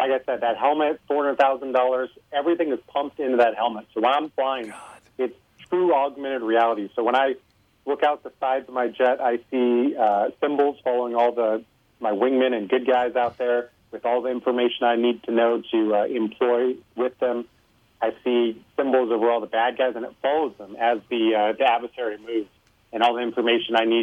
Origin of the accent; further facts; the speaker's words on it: Los Alamos, New Mexico, United States; I grew up in Los Alamos, New Mexico, where the Manhattan Project was.